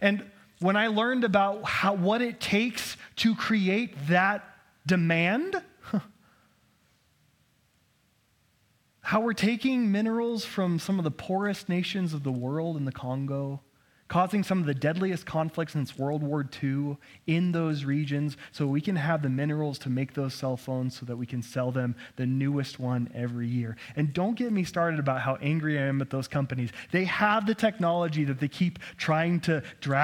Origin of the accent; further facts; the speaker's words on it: Idaho, United States; me growing up in Idaho